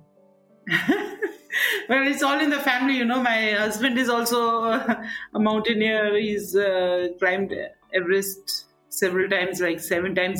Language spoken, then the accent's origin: English; Darjeeling, West Bengal, India; moved away; growing up in Darjeeling